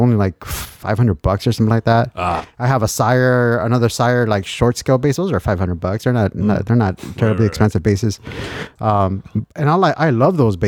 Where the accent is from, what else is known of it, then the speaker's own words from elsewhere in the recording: Lynwood, California, United States; I grew up in Linwood